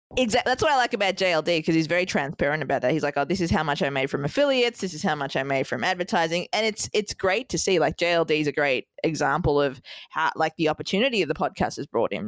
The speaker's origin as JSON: {"language": "English", "town": "Melbourne", "region": "Victoria", "country": "Australia", "tie": "born or raised there", "also_born_or_lived": "Sri Lanka", "moved": "as an adult", "lives_now": "New York City, United States", "said": "Melbourne, Australia, my hometown"}